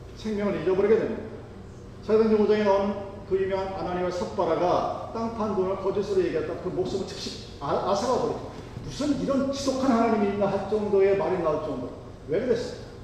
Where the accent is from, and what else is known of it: South Korea; born or raised there; moved away as an adult